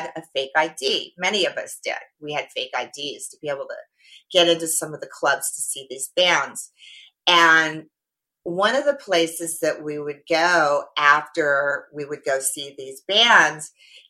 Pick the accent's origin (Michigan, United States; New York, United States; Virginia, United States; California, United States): California, United States; Orange; also born or lived in Los Angeles, California / Las Vegas, Nevada; I was originally from Orange County, Orange, California, Southern California girl. I grew up with a whole lot of brothers.